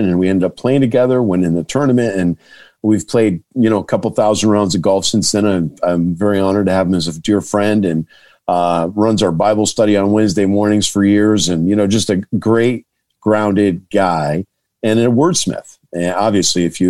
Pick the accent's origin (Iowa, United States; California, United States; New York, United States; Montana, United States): New York, United States; Herkimer; moved away as an adult; And Herkimer is my hometown, was where I was born and raised.